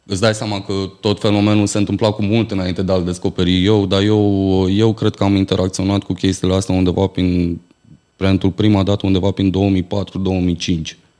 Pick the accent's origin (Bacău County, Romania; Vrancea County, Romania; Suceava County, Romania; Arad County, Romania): Bacău County, Romania; Bacău; în orașul meu natal, în Bacău